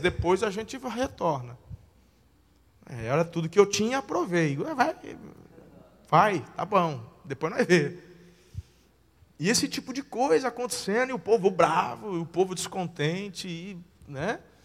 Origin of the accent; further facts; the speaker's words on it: Tupã, São Paulo, Brazil; moved away as an adult; also born or lived in Campinas; now in Araçatuba, Brazil; Nasci na igreja lá em Tupã, interior de São Paulo, cresci ali